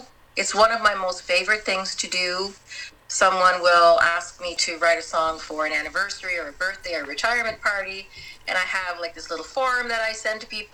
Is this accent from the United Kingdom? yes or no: no; Tweed, Ontario, Canada; also born or lived in Ottawa; now in Leamington, Canada; I'm originally from Tweed, spent a lot of time in Ottawa, as I said, and then moved to Leamington 6 years ago